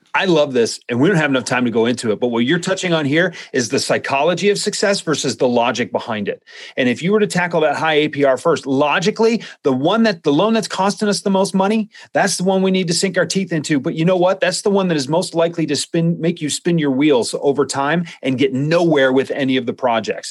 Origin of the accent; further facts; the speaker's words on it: Midwest, United States; I'm from the Midwest